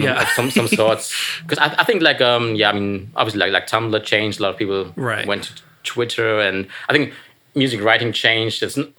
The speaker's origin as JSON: {"language": "English", "country": "Germany", "second_language": "English", "said": "Yeah, I came all the way from Germany. I mean, not specifically for this, but like also for this. So it's nice to be in New York, and yeah, nice to be here."}